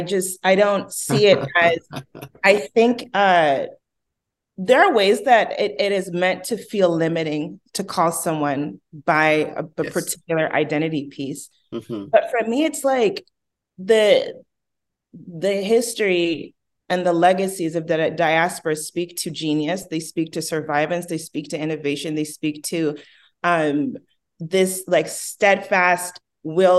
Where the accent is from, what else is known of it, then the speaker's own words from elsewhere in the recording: Oakland, California, United States; I'm from Oakland